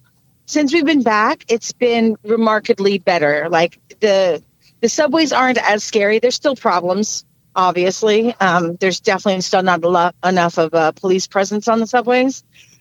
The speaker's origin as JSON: {"language": "English", "town": "New York City", "region": "New York", "country": "United States", "also_born_or_lived": "Bronx, New York", "said": "No, I'm originally from Queens, but yeah, I live in the Bronx."}